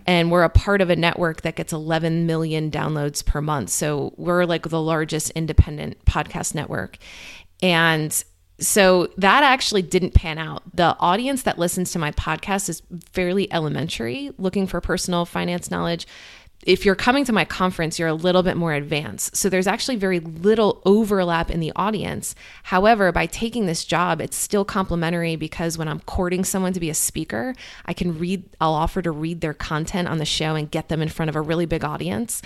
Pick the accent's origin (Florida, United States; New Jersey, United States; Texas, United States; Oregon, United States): New Jersey, United States; moved away as an adult; also born or lived in New York City; now in Cincinnati, United States; I grew up in New Jersey, and I lived in New York City, like, my whole twenties